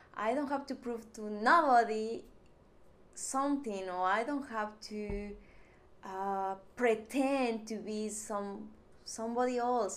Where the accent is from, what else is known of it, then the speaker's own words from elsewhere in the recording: Mexico; English is a second language; moved away as an adult; now in Texas, United States; I'm from Mexico